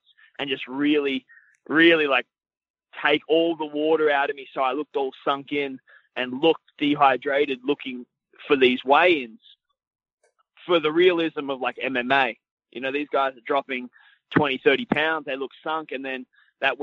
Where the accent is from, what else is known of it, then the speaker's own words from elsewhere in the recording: Australia; moved away as an adult; in my hometown with my friends and my family